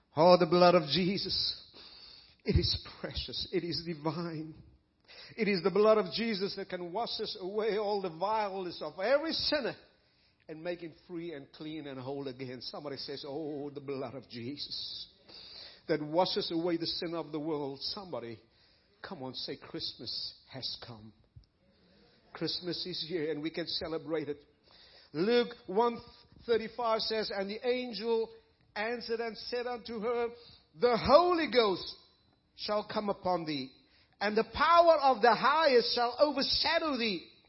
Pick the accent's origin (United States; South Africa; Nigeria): South Africa; moved away as an adult; I was raised in South Africa